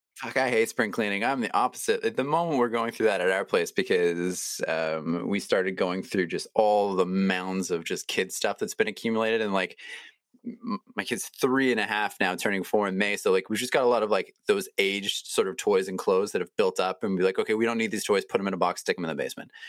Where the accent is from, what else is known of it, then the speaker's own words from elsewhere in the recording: Toronto, Ontario, Canada; I grew up in Toronto